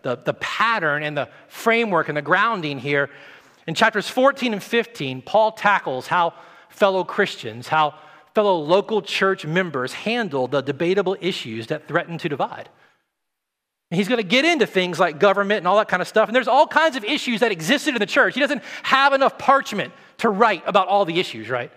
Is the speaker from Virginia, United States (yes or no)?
no; the South, Tennessee, United States; moved away; I come from the South